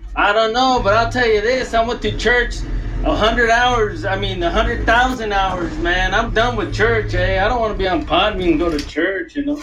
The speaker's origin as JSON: {"language": "English", "region": "Hawaii", "country": "United States", "said": "I come from Hawaii"}